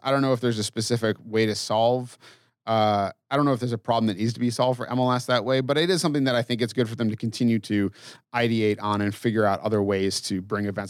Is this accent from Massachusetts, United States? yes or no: yes; Massachusetts, United States; I grew up in Massachusetts